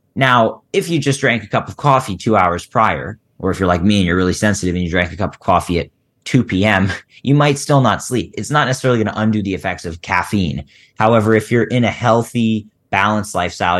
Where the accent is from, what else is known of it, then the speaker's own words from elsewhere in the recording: Philadelphia, Pennsylvania, United States; I grew up in Philly